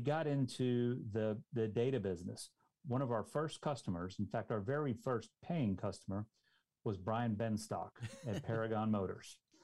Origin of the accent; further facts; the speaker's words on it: Dallas, Texas, United States; I grew up in the Dallas-Fort Worth Metroplex